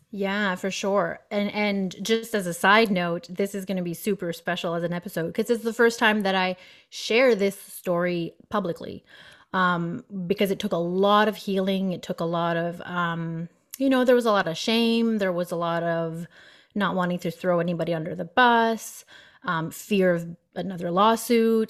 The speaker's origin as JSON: {"language": "English", "town": "Moncton", "region": "New Brunswick", "country": "Canada", "also_born_or_lived": "Fredericton", "moved": "as an adult", "said": "I was from Moncton, so two hours away."}